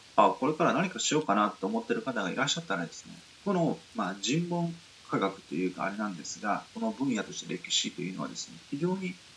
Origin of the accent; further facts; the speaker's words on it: Nichinan, Miyazaki, Japan; moved away; 自分が住んでるのが、えー、日南市の帯っていうところに、あまあ、住んでるというか、まあ、住んでいたって言った方がいいんですけど、まあ、少年時代を育ったっていうところなんですが